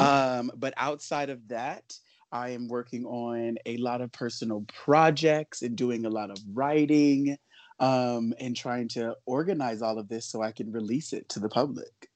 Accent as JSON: {"language": "English", "town": "Los Angeles", "region": "California", "country": "United States", "tie": "born or raised there", "said": "I grew up in Los Angeles"}